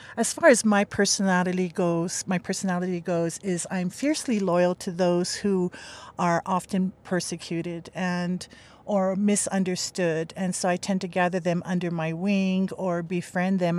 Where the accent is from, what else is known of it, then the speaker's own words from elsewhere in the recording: Makaha, Hawaii, United States; I grew up in Makaha, but I've been living on this island for, uh, the island of Hawaii for three years